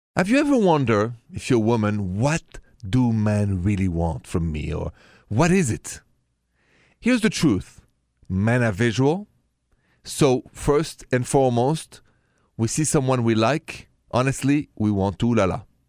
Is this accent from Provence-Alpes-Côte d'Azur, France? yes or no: no; Paris, Île-de-France, France; moved away; I come from Paris